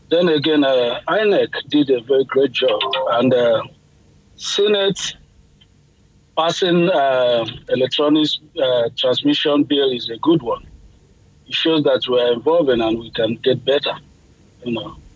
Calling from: Florida, United States; I'm calling from Florida, USA.

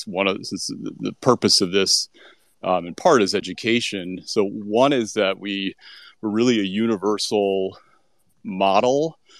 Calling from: New Orleans, Louisiana, United States; I'm coming from New Orleans, where Jazz Fest is all around, including all around me yesterday.

